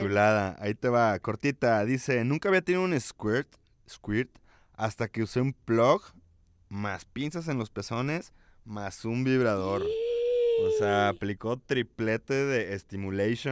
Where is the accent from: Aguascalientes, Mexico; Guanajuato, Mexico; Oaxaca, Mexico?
Guanajuato, Mexico; León; de esta tierra de mojigatos